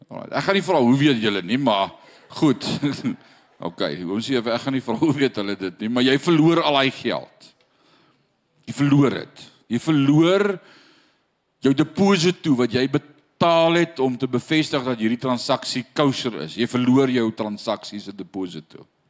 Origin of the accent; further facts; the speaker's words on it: South Africa; now in Paris, France; Ek wat in af Suid-Afrika groot geword het as Suid-Afrikaner